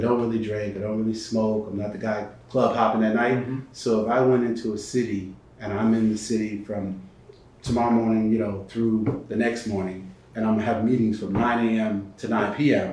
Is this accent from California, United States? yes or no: no; Bridgeport, Connecticut, United States; moved away as an adult; also born or lived in Norfolk, Virginia / Atlanta, Georgia; Bridgeport, Connecticut, where I grew up right outside of New York